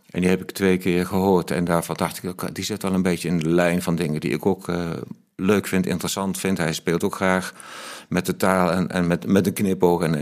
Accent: Mill, North Brabant, Netherlands; born or raised there

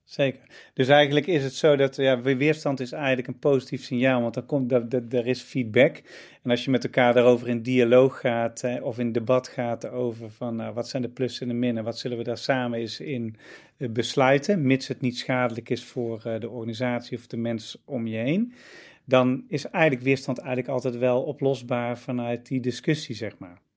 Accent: Netherlands; Wij als Nederlanders

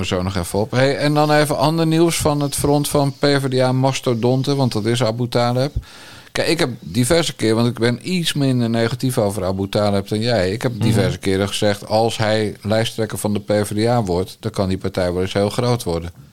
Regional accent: Bergambacht, South Holland, Netherlands; also born or lived in Rotterdam; Rotterdam geboren en ik ben in de Krimpende Waard getogen.

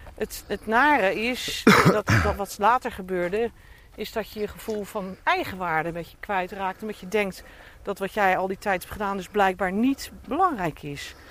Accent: Rotterdam, South Holland, Netherlands; accent: Rotterdams; moved away as an adult; now in Dordrecht, Netherlands; ik ben opgeborgen getogen in Schiebroek, Buitenwijk voor Rotterdam

